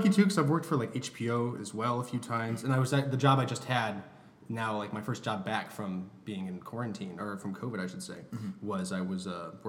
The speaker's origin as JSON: {"language": "English", "town": "Detroit", "region": "Michigan", "country": "United States", "tie": "born or raised there", "moved": "as an adult", "lives_now": "Los Angeles, United States", "said": "Metro Detroit. I was born in Detroit, then I was like raised like in a suburb outside, very similar to like probably what it's like in Chicagoland."}